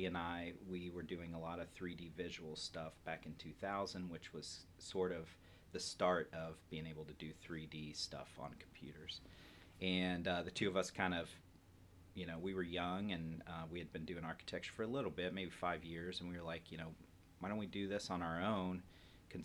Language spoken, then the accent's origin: English; Columbus, Ohio, United States; I'm born and raised in Columbus, Ohio